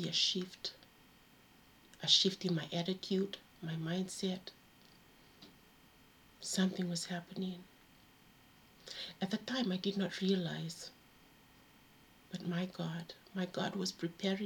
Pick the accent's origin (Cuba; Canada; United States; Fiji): Fiji; now in United Kingdom; I grew up in Fiji